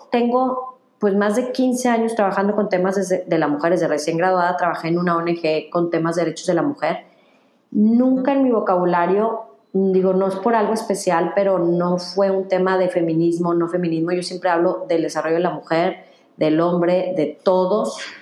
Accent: Mexico; soy mexicana

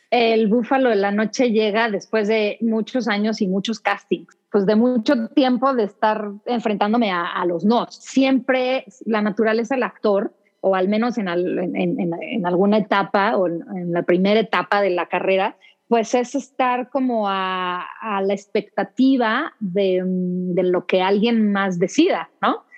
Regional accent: Mexico City, Mexico; also born or lived in London / United States; Y cuando cumplí dos años nos venimos de regreso y ya mis hermanos nacieron acá, pero he vivido casi toda mi vida aquí en la Ciudad, de México. Soy chilanga de, Hueso Colorado.

